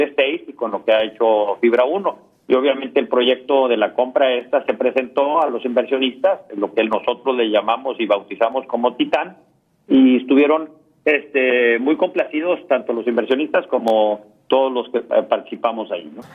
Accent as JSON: {"language": "Spanish", "region": "Tamaulipas", "country": "Mexico"}